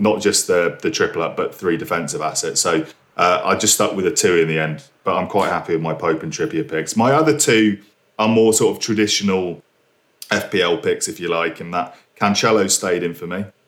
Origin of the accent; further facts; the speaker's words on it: United Kingdom; being a British citizen